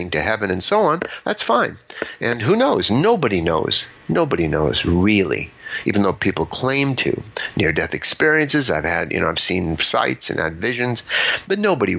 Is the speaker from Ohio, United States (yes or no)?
no; Los Angeles, California, United States; I grew up in Los Angeles